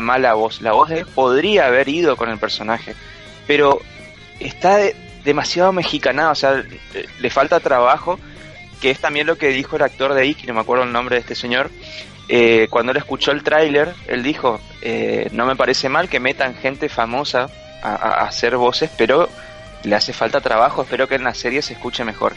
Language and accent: Spanish; Corrientes, Argentina; nuestro país, en, en, Corrientes, en nuestra ciudad